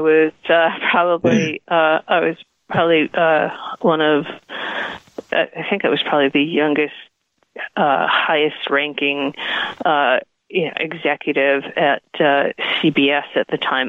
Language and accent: English; Providence, Rhode Island, United States; moved away as an adult; also born or lived in New York; I grew up in Providence, Rhode Island, and I moved uh, to New York to go to NYU